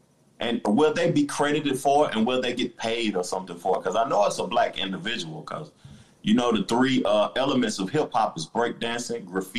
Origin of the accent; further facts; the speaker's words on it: Tennessee, United States; I'm from Tennessee too